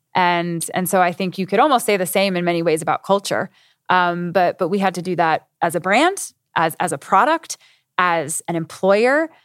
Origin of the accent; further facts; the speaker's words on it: United States; moved away as an adult; now in Europe; I'm saying this as an American